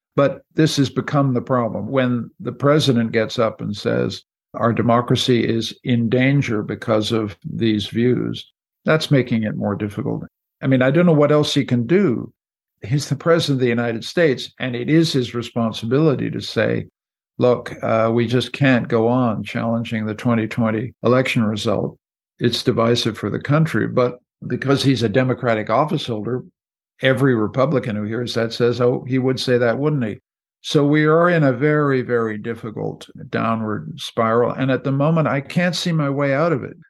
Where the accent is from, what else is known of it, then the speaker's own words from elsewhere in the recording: Canada; I'm a Canadian, I'm not an American